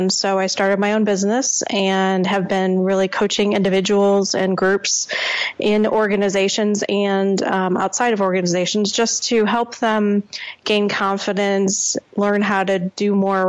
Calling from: Lake Villa, Illinois, United States; I'm calling from outside of Chicago. Between Chicago and Milwaukee is where I live.

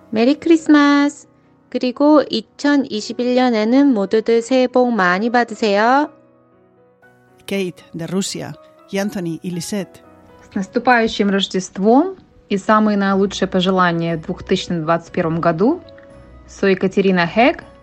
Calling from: Santiago de Compostela, Galicia, Spain; desde Santiago de Compostela, Bon Nadal.

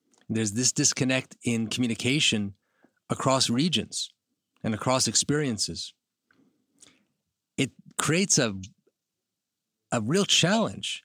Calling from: New York City, New York, United States; I'm calling from New York City

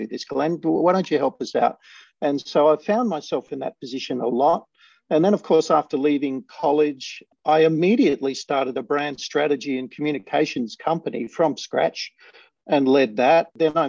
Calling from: Sydney, New South Wales, Australia; I'm in Sydney, Australia.

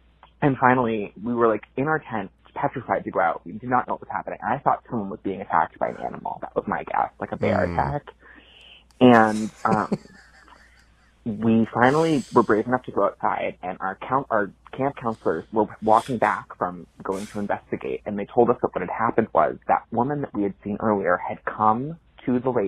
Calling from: Brookline, Massachusetts, United States; I'm calling from Brookline, Massachusetts.

